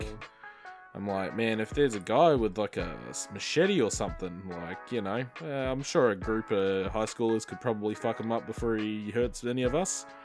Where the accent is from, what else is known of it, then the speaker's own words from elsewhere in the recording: Marsden, Queensland, Australia; I grew up in Marsden